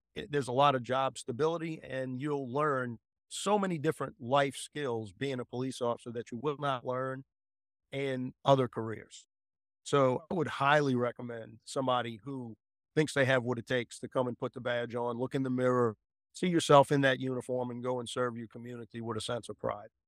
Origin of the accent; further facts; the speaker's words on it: United States; I'm an American at heart